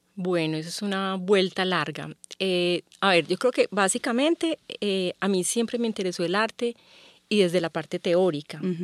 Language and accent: Spanish; Medellín, Antioquia, Colombia; yo crecí en Medellín